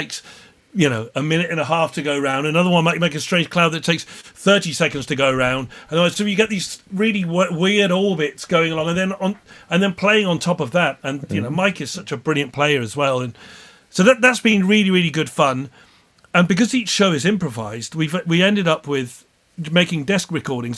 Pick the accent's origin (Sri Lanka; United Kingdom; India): United Kingdom; Plymouth, South West England; growing up in Plymouth